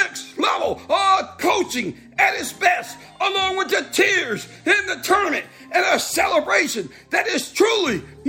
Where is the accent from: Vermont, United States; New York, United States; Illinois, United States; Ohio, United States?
Ohio, United States; Dayton; my hometown, Dayton, Ohio